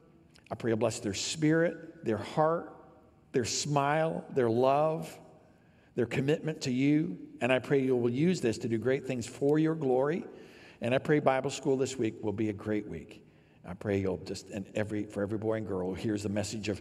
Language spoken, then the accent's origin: English; downstate Illinois, United States; I grew up here in Illinois